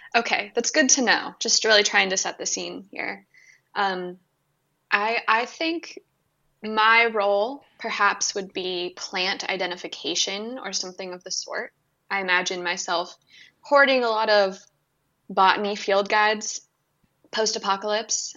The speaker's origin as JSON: {"language": "English", "region": "California", "country": "United States", "moved": "yes", "said": "I'm from California originally"}